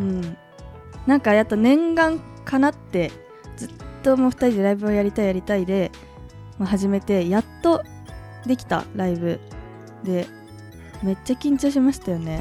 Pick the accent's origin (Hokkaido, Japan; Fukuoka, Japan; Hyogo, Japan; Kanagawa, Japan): Kanagawa, Japan; Ebina; moved away; 私海老名出身